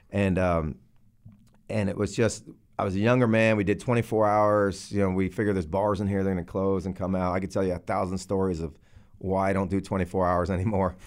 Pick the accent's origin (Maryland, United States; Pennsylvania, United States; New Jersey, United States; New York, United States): New Jersey, United States; moved away as an adult; also born or lived in Texas; I'm from Jersey, like uh, like you guys said. Um, I, I grew up there until I was about 24